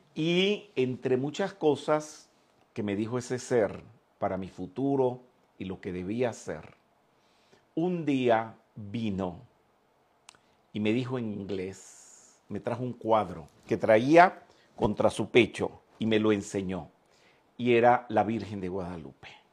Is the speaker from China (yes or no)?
no; Venezuela; also born or lived in Mexico; yo nací en Venezuela